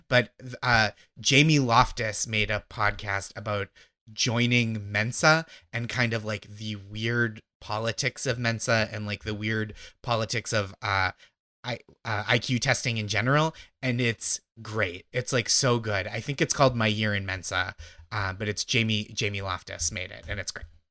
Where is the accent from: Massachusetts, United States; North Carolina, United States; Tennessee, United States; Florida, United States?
Massachusetts, United States; outside Boston; I grew up in Massachusetts